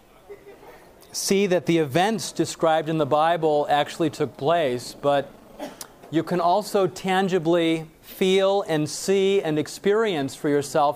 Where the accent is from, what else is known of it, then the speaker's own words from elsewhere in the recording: Lake Michigan, Midwest, United States; I grew up on Lake Michigan